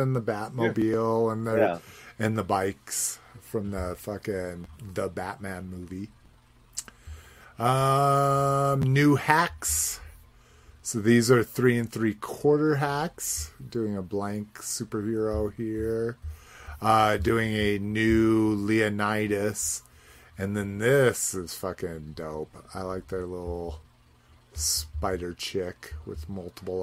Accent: Southwest, United States; growing up in the Southwest, skulls are a big thing

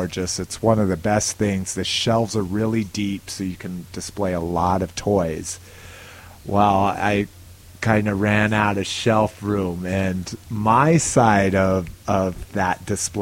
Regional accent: Albuquerque, New Mexico, United States; moved away; I'm originally from Albuquerque, New Mexico. That's where I grew up.

